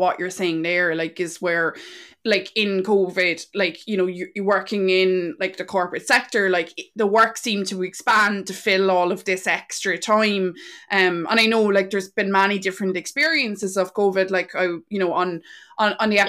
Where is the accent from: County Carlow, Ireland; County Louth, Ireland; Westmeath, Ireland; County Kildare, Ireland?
County Carlow, Ireland; now in Wexford, Ireland; we're originally from Carlow